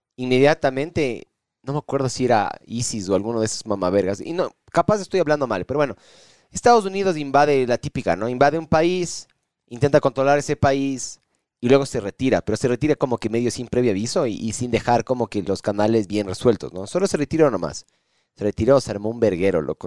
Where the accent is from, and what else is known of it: Ecuador